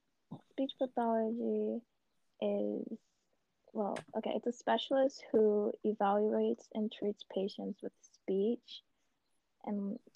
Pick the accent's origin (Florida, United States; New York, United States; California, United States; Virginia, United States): New York, United States; New York City; I'm from Brooklyn, New York. I go to SUNY Old Westbury College.